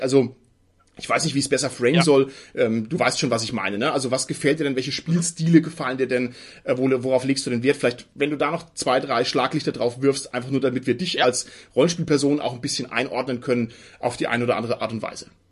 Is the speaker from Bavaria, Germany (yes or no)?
yes; Franconia, Bavaria, Germany; Ich bin ja selber als Franke gerade noch Süddeutscher